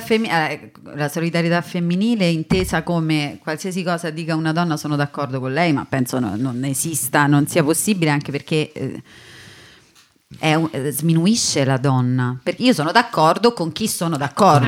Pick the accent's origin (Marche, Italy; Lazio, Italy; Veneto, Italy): Lazio, Italy; Rome; accent: Roman; sono romana